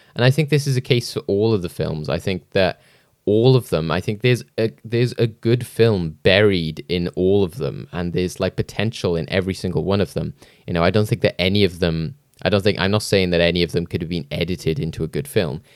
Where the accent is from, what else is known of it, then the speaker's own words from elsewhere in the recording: Wales, United Kingdom; as a Welsh person